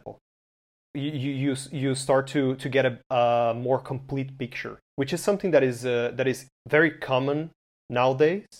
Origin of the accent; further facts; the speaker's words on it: Brazil; I'm from Brazil